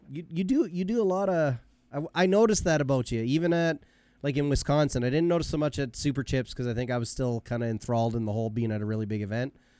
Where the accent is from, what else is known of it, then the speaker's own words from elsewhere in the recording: Canada; I was born in Canada and I'm Canadian